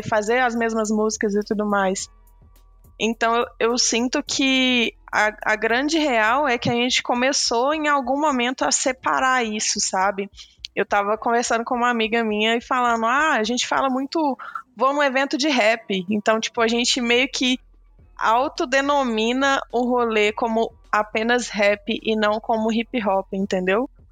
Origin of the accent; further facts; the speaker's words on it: Belo Horizonte, Minas Gerais, Brazil; eu sou daqui de Belo Horizonte